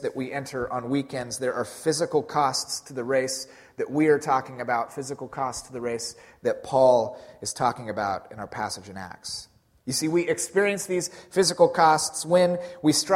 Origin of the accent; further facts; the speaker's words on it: Pacific Northwest, United States; we're from the Pacific Northwest